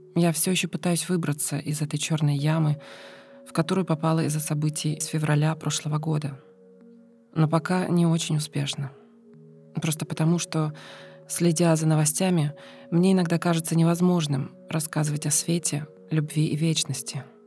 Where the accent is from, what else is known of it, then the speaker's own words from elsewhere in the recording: Ukraine; я с Украины